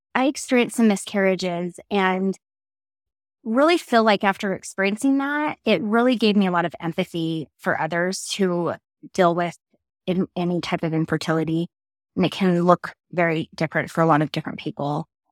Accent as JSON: {"language": "English", "town": "Draper", "region": "Utah", "country": "United States", "tie": "born or raised there", "also_born_or_lived": "California / Idaho / Oregon", "said": "I grew up in California times eight and then Draper after that and Draper, Utah"}